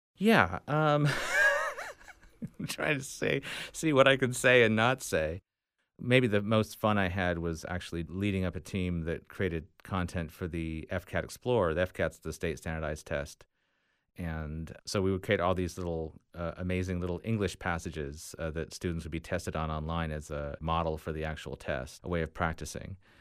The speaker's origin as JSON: {"language": "English", "town": "Tallahassee", "region": "Florida", "country": "United States", "tie": "born or raised there", "said": "Tallahassee, my home, my hometown here"}